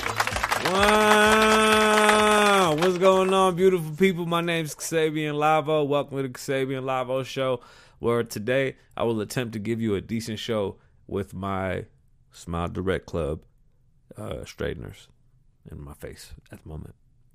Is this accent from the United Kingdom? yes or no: yes; London, United Kingdom; I'm from London.